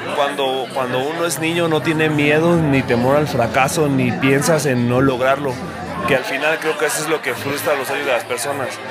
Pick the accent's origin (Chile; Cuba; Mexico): Mexico; Morelia, Michoacán; yo soy de Morelia, nacido en Morelia